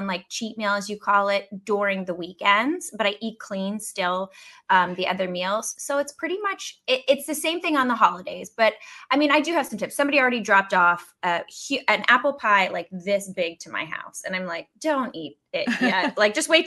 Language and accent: English; Pittsburgh, Pennsylvania, United States; moved away; I dated back in Pittsburgh